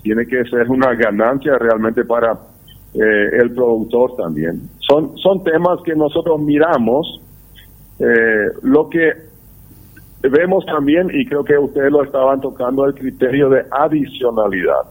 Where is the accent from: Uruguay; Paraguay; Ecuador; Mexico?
Paraguay